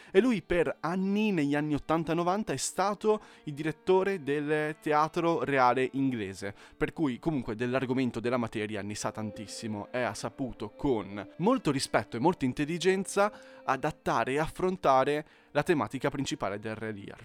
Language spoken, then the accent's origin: Italian; Italy